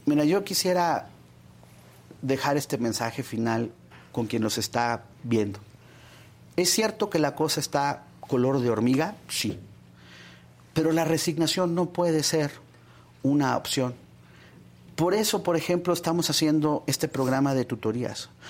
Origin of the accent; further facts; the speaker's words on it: State of Mexico, Mexico; yo soy del Estado de México